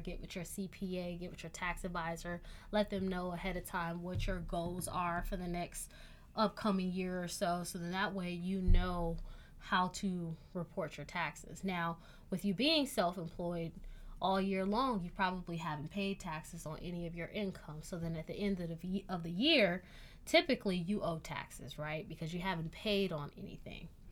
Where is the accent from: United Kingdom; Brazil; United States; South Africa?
United States; Michigan; moved away; also born or lived in Miami; growing up in Michigan